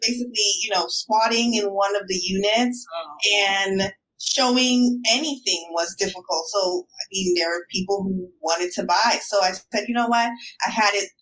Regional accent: New York City, New York, United States; I'm a New Yorker through and through

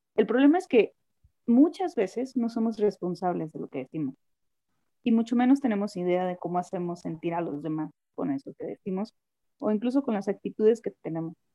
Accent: Los Mochis, Sinaloa, Mexico; moved away as an adult; also born or lived in Hidalgo / Culiacán; now in Chihuahua, Mexico; soy sinaloense, nacida en Los Mochis, Sinaloa.

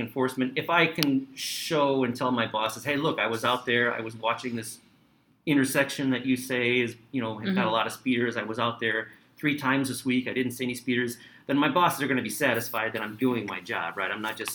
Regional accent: Chicago, Illinois, United States; also born or lived in Skokie, Illinois; So I grew up in Rogers Park in the city, but then also I moved to Skokie

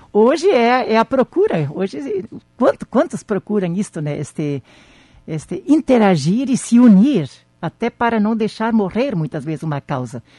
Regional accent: Campina das Missões, Rio Grande do Sul, Brazil; moved away; na comunidade onde eu nasci

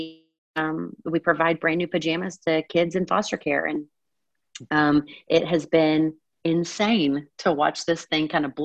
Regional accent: Eastern Kentucky, United States; now in Atlanta, United States; I grew up in a tiny town in Eastern Kentucky, just east of Lexington

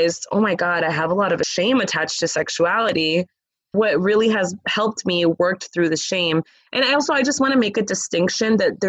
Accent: Los Angeles, California, United States; I grew up in Los Angeles, California.

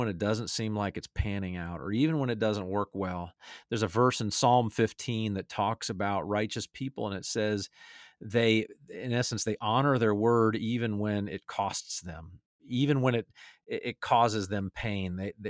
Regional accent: Atlanta, Georgia, United States; my favorite team I root for now, my hometown Atlanta Falcons.

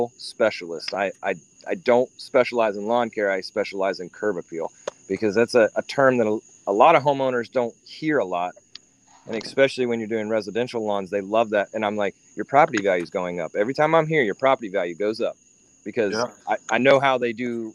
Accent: Columbus, Ohio, United States; now in South Carolina, United States; I grew up in Ohio

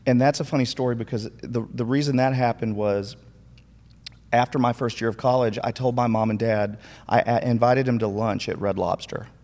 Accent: Minnesota, United States; moved away; also born or lived in McKinney, Texas; I grew up in Minnesota, but I'm actually from McKinney first

